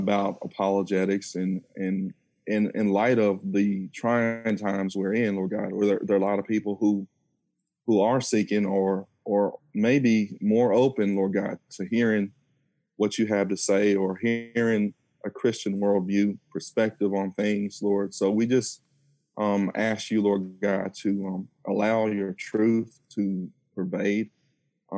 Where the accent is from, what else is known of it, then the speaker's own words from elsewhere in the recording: Lexington, Kentucky, United States; I'm originally from Lexington, born and raised in Lexington, graduate of Eastern Kentucky in 2006